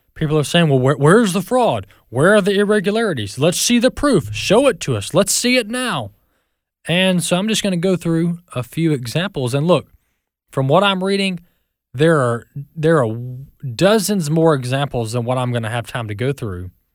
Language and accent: English; Mississippi, United States; My home state, Mississippi